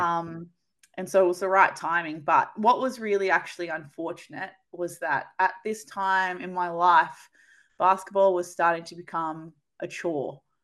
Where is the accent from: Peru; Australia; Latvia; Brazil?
Australia; New South Wales; moved away; also born or lived in Canberra; growing up in New South Wales